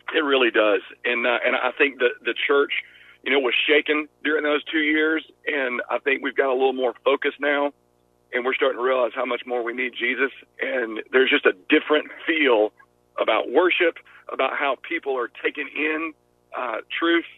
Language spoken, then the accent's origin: English; Georgia, United States; accent: Southern; I'm I'm from Georgia, so Southern people